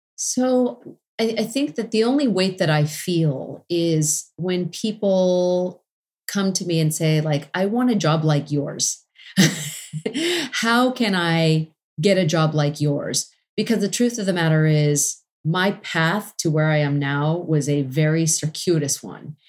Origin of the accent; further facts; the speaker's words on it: Los Angeles, California, United States; my hometown of Los Angeles